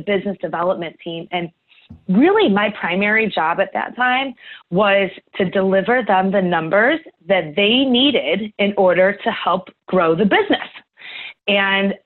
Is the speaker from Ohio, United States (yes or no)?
yes; Cleveland, Ohio, United States; So I grew up in Cleveland, Ohio